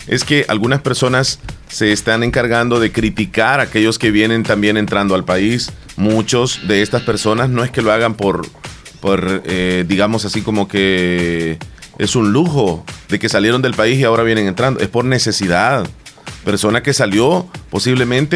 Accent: El Salvador; nosotros los salvadoreños

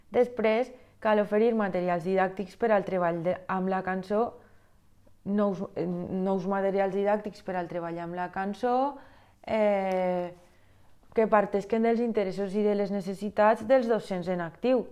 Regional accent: Valencian Community, Spain; jo sóc una valenciana... Mm, prototípica que ha anat a classes de música des que té ús de raó

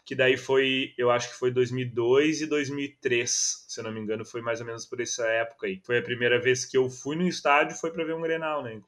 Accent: Gravataí, Rio Grande do Sul, Brazil; aqui por Gravataí, eu sou de Gravataí

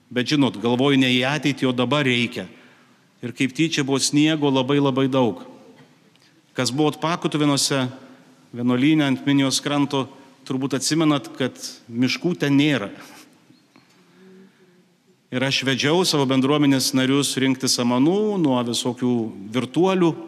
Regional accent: Dzūkija, Lithuania; Esu kilęs iš Zukijos

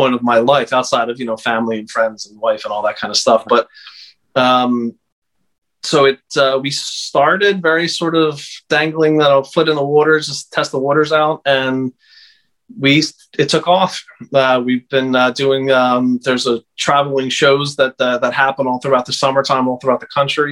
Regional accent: Conshohocken, Pennsylvania, United States; moved away as an adult; also born or lived in Philadelphia, Pennsylvania; now in Delaware, United States; I was born in Philadelphia, Pennsylvania, and grew up outside of the city in a suburb called Conshohocken, Plymouth Meeting area.

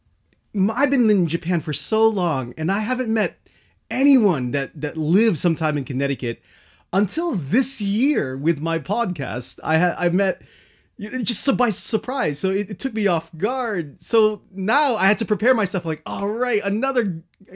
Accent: Philippines; I am Filipino. I am Filipino

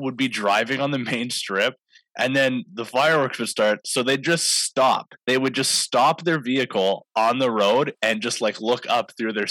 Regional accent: Maple Ridge, British Columbia, Canada; As like a Maple Ridge kid that grew up watching them, like watching Chris Gill back in the day and stuff, being able to call a Burrards game kind of in my hometown.

